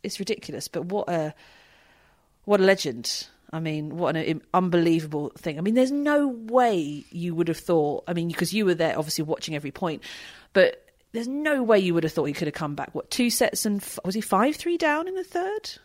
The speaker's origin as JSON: {"language": "English", "country": "United Kingdom", "said": "being British"}